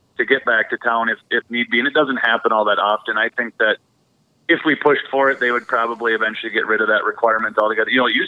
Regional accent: Minnesota, United States; moved away as an adult; also born or lived in Montana; now in Superior, United States; I'm born and raised in Minnesota and joined the military and lived most of my time when I wasn't deployed in Montana and then moved back to Minnesota.

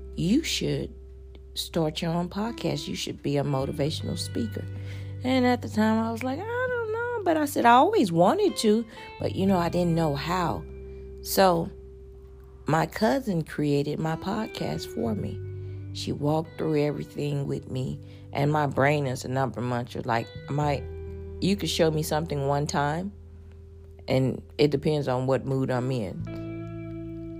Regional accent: Houston, Texas, United States; I'm a girl from Fifth Ward

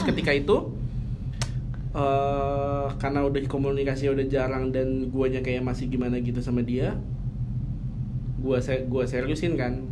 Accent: Jakarta, Indonesia; Betawi, bokap gue hmm. Padang, nyokap gue Jawa.

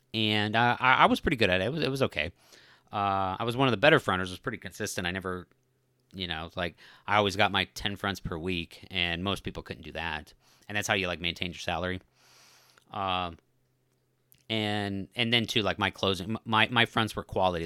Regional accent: Colorado, United States; when I was growing up in Colorado

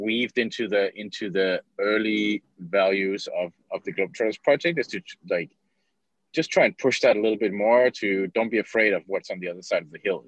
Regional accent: Copenhagen, Capital Region of Denmark, Denmark; I'm originally from Copenhagen, Denmark

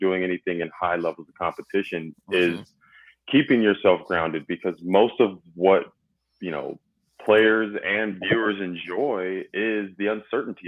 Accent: California, United States; moved away as an adult; I'm from California

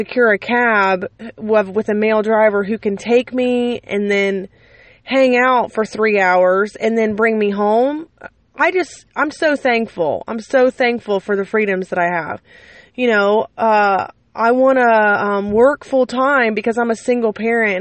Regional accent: United States; I love my country, and I love being an American

